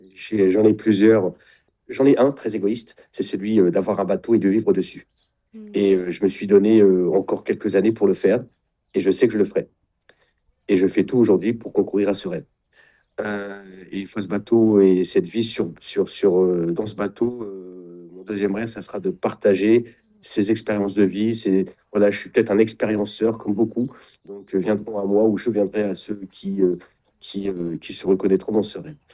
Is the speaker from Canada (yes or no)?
no; Champagne-Ardenne, Grand Est, France; moved away; also born or lived in Nord; je suis de Champagne-Ardenne